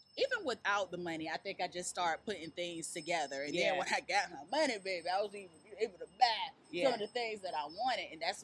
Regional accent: Virginia, United States; Virginia. Originally, North Virginia 757.

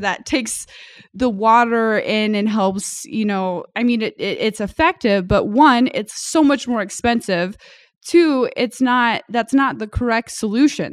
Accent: United States; growing up in America

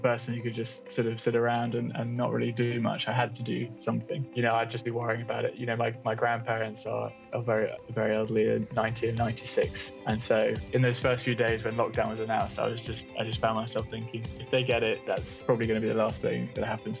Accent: English countryside, England, United Kingdom; moved away as an adult; also born or lived in London; now in Bristol, United Kingdom; I was born in London, but grew up in the English countryside

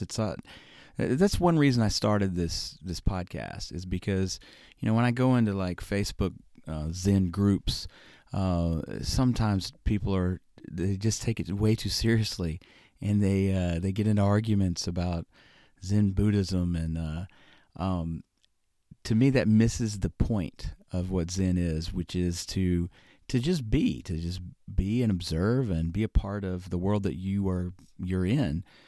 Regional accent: Birmingham, Alabama, United States; also born or lived in Florida / Syracuse, New York; I was born and raised in Birmingham, Alabama. You'll probably hear my accent come out from time to time

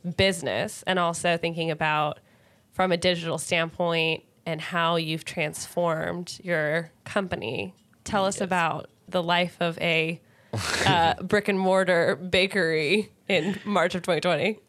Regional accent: Bay Area, California, United States; I grew up in the Bay Area

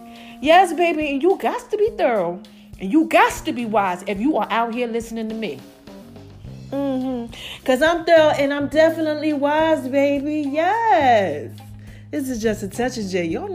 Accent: Philadelphia, Pennsylvania, United States; Like Philly. Y'all really be supporting. Okay. I love y'all. My hometown.

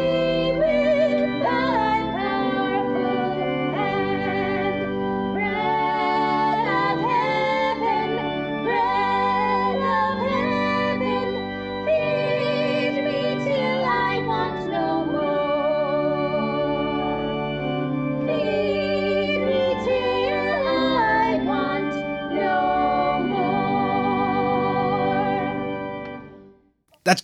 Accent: Wales, United Kingdom; I come from Wales, the land of song, we call it

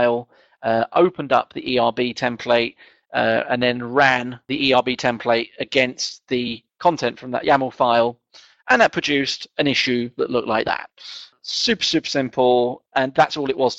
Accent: England, United Kingdom; being English and kind of not quite middle class

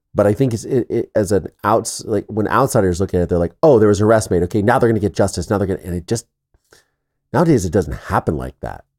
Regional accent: Midwest, United States; I'm from the Midwest

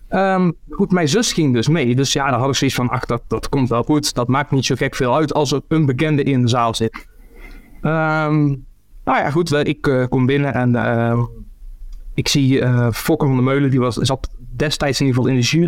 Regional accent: near Eindhoven, North Brabant, Netherlands; moved away; also born or lived in Ghent, Belgium; in Eindhoven, in de buurt waar ik vandaan kom

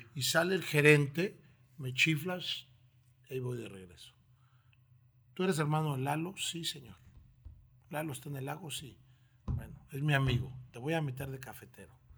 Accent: Mexico City, Mexico; moved away as an adult; also born or lived in Tlaxiaco, Oaxaca; now in Torreón, Mexico; Vengo de la Ciudad de México. Eh, es la primera vez que salgo de ella a provincia. Soy este, originario de la heroica ciudad de Tlajiaco, de Oaxaca

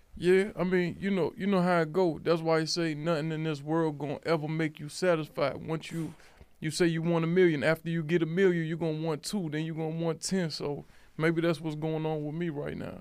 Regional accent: Alexandria, Virginia, United States; I'm from Alexandria, Virginia

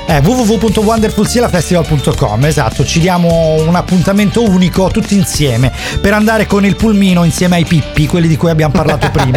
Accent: Southern Italy, Italy; qua al sud siamo dei lavoratori instancabili

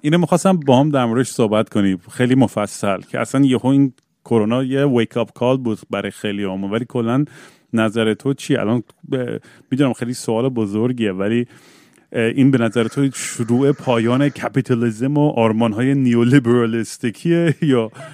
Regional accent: Eugene, Oregon, United States; منم بچگیام که یوجین بزرگ شدم

